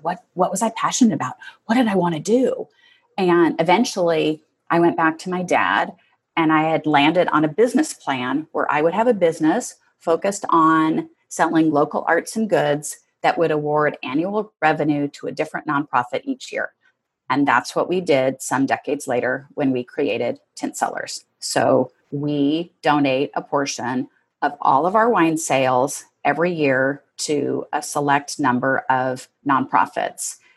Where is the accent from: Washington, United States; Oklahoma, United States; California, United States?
Washington, United States; Seattle; I grew up in Northeast Seattle with five siblings